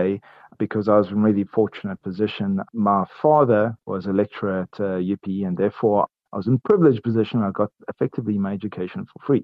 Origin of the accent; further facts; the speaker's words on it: Port Elizabeth, Eastern Cape, South Africa; I grew up in Port Elizabeth, and I went to Pearson High School there